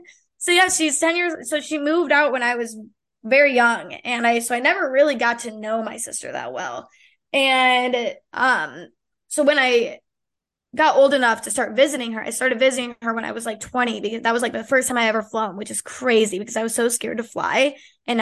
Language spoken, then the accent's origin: English; Illinois, United States; be back in Illinois. I didn't want to be back. It just didn't I didn't I don't love it there. It's my hometown.